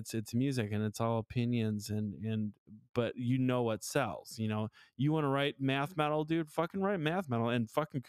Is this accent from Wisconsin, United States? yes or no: yes; Milwaukee, Wisconsin, United States; I grew up in houses in Milwaukee. They all have them.